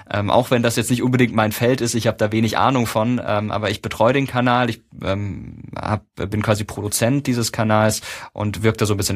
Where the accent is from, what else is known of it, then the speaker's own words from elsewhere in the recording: Karlsruhe, Baden-Württemberg, Germany; Also ähm, ich komme aus Karlsruhe ursprünglich